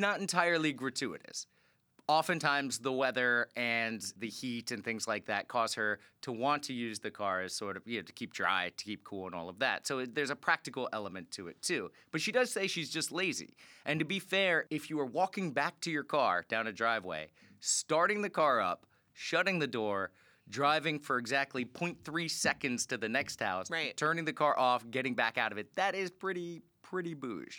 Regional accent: Florida, United States; moved away; I'm from there

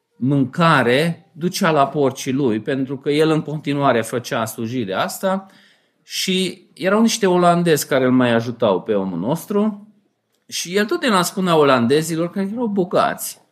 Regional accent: Romania

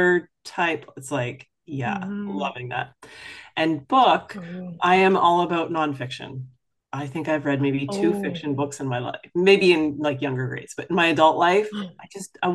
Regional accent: Toronto, Ontario, Canada; also born or lived in Chicago / New York / New Jersey / Florida; now in Tampa, United States; I grew up in Toronto and spent most of my life living in the cold. Toronto, Chicago, New York, New Jersey.

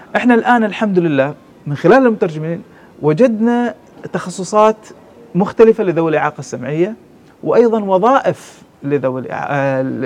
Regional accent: Oman; عندنا في عمان

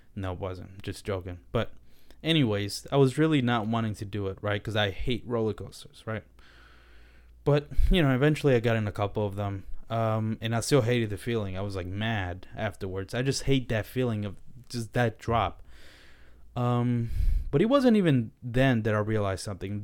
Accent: Dominican Republic; I was born in the Dominican Republic

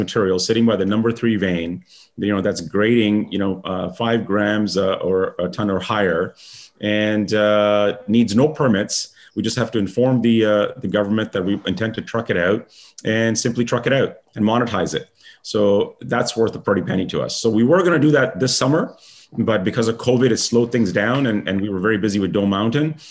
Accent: India; I'm Indian

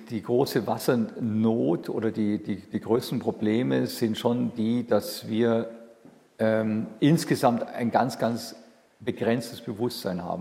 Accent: Ulm, Baden-Württemberg, Germany; Ich bin aufgewachsen in Ulm

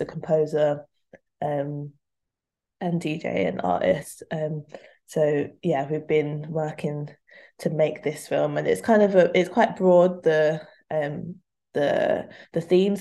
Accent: London, United Kingdom; moved away; I'm from London, also I grew up.

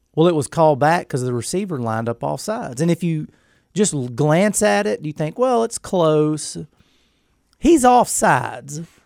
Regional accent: unnamed Texas town, United States; I live, it's my hometown

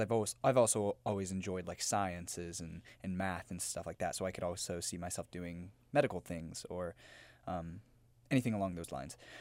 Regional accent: Memphis, Tennessee, United States; moved away; I'm from Memphis, Tennessee.

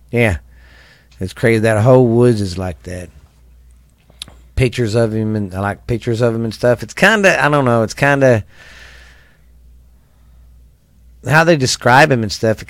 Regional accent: Mineral Wells, Texas, United States; In the 80s, I grew up here in Mineral Wells

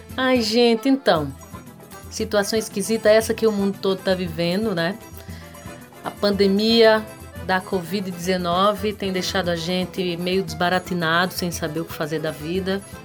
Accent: Zabelê, Paraíba, Brazil; à minha terra

